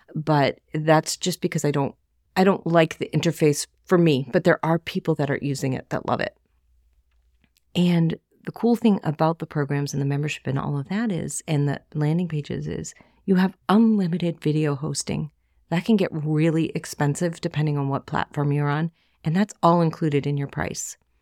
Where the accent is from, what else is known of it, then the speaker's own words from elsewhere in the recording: Boston, Massachusetts, United States; accent: Boston; That's my Boston accent